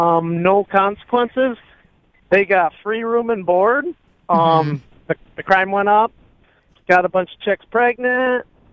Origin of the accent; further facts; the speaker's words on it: Caseville, Michigan, United States; I'm from the Thelma, Michigan, and I know since Anna's a Michigander, she knows exactly where that's at.